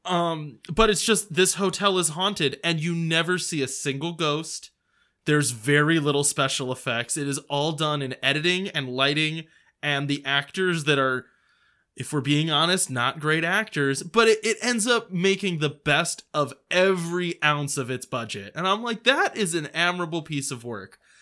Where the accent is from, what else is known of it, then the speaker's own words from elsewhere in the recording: United States; I'm an American